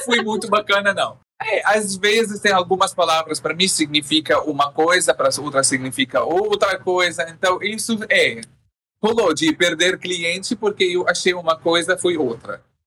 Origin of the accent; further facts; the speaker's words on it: Syria; born or raised there; Portuguese is a second language; moved away as an adult; also born or lived in Jordan; now in Brazil